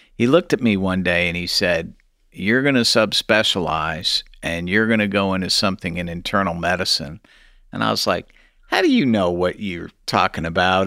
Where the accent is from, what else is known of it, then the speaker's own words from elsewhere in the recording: St. Louis, Missouri, United States; also born or lived in New Haven, Connecticut / Kansas City, Missouri; I was born in New Haven, Connecticut, and I grew up there for about eight years, and then my folks moved, uh, to Saint Louis, Missouri, where I went to high school